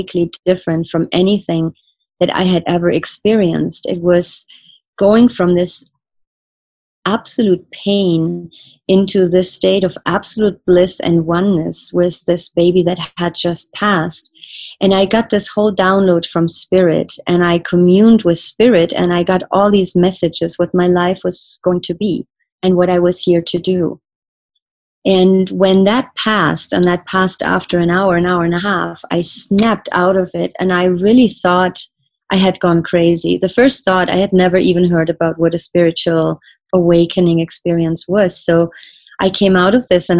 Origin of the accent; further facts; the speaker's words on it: Germany; I grew up in Germany